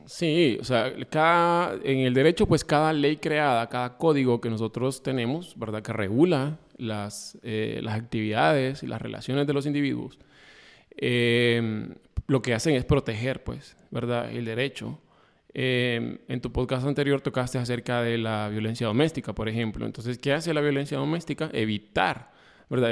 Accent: Honduras; como hondureños que somos

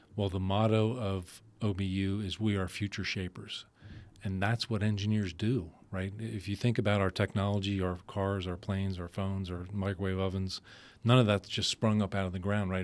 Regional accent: Philadelphia, Pennsylvania, United States; moved away as an adult; also born or lived in Allentown, Pennsylvania; I'm originally from Philadelphia, spent most of my life there.

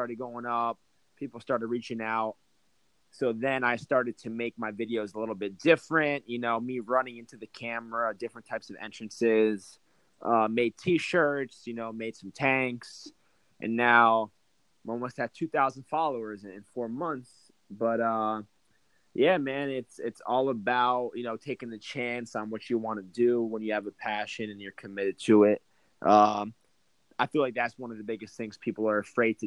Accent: Toms River, New Jersey, United States; I grew up in Toms River, New Jersey.

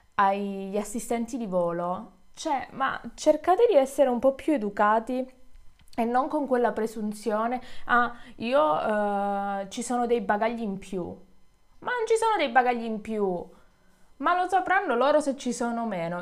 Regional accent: Calabria, Italy; moved away; Io sono, sono calabrese

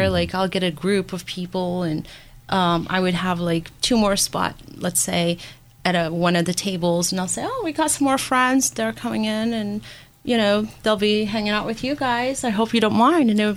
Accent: Erie, Pennsylvania, United States; also born or lived in Syria; growing up in Erie

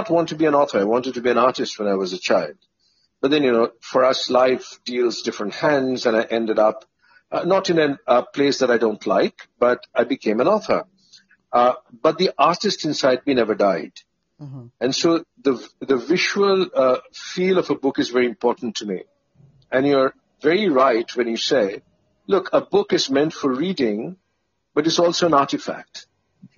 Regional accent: Kolkata, West Bengal, India; I grew up in Kolkata

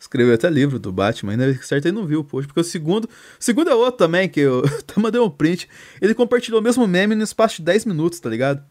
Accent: Minas Gerais, Brazil; eu sou de Minas Gerais

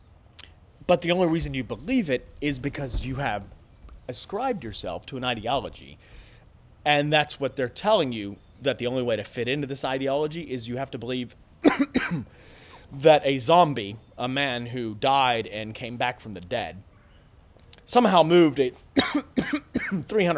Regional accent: United States; And I'm an American. I speak English.

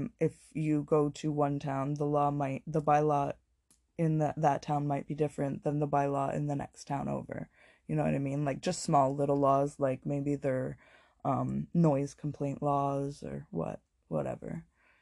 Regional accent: Toronto, Ontario, Canada; when I was growing up in St. Jamestown, I lived, this was many, many years ago, so I can say that I lived in 200 Wellesley, in Toronto.

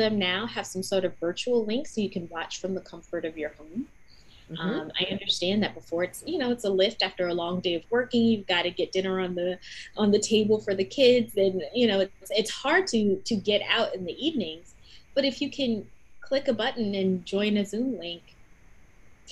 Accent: New Jersey, United States; I'm from New Jersey

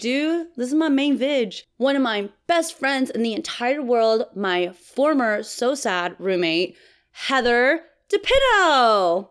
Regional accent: Texas, United States; I'm from Texas

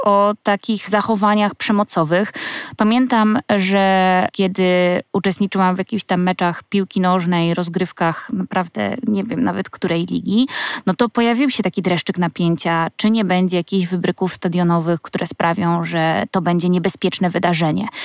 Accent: Słupsk, Pomeranian Voivodeship, Poland; ja pochodzę ze Słupska

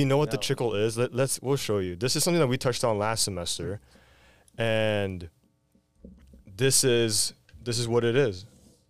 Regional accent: Redondo Beach, California, United States; I grew up in Redondo Beach. I'm a Beach Cities kid

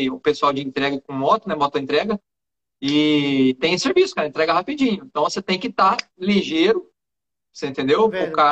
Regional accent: São José do Rio Preto, São Paulo, Brazil; Eu sou de São José do Rio Preto, interior de São Paulo.

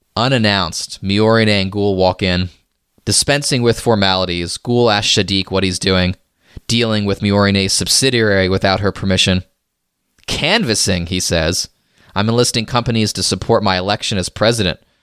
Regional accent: United States; I'm an American here

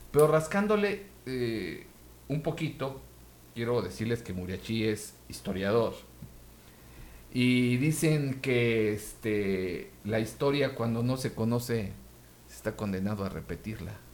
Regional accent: Mexico; aquí en México

